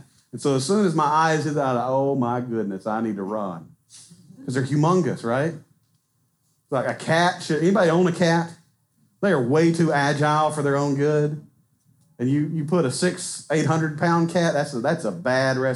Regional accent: Southwest Arkansas, United States; I'm from Southwest Arkansas

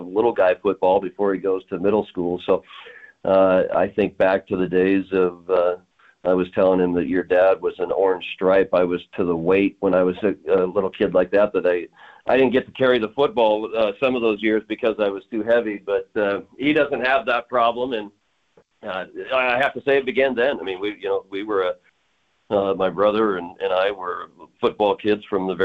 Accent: Billings, Montana, United States; I'm a practicing attorney down in Billings, my hometown

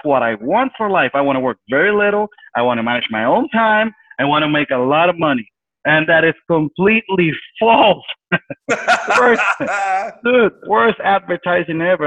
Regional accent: San Juan, Puerto Rico; I'm originally from San Juan, Puerto Rico. I was born and raised there uh, basically been there my whole life.

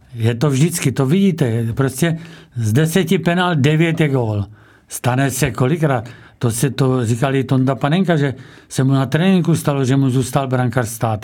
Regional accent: Čebín, South Moravian Region, Czechia; z mého rodiště Čebína

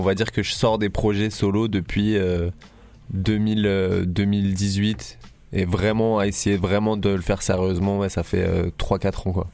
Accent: Paris, Île-de-France, France; moved away as an adult; also born or lived in Nice; now in Marseille, France; j'ai grandi 10 ans à Paris, je suis arrivé euh, ici euh, à 19 ans.

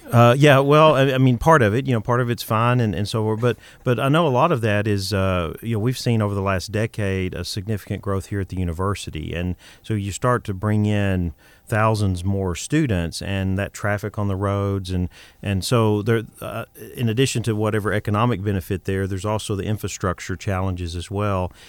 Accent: Texas, United States; moved away as an adult; also born or lived in Boston / New York City; I'm originally from Texas, but I lived in Boston and New York City.

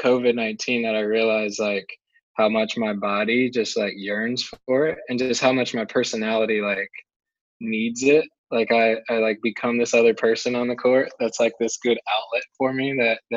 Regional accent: Marietta, Georgia, United States; moved away as an adult; also born or lived in Chapel Hill, North Carolina; now in Durham, United States; We grew up about 20 minutes northwest in a little town called Marietta

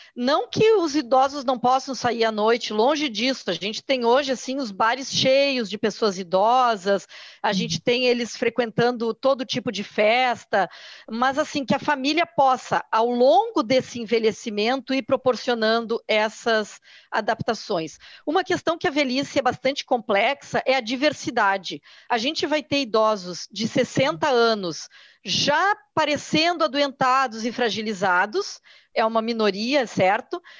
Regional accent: Porto Alegre, Rio Grande do Sul, Brazil; eu sou aqui do Sul, sou de Porto Alegre, aqui a gente tem muito forte a cultura do churrasco

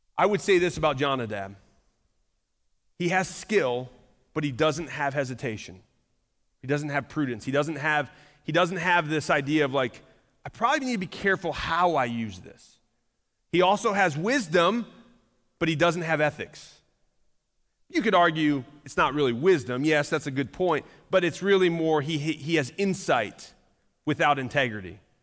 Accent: Michigan, United States; now in Noblesville, United States; I grew up in Michigan.

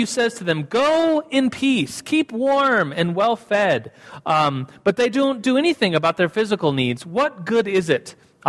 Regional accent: Germany; moved away as an adult; now in United States; And so when I came from Germany to, I moved at the time to New Mexico to start college, the University of New Mexico.

